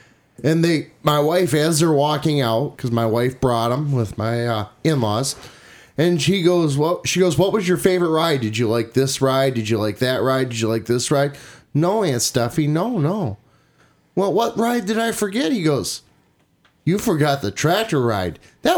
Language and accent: English; St. Clair County, Michigan, United States; the St. Clair County Fair, my hometown bowl.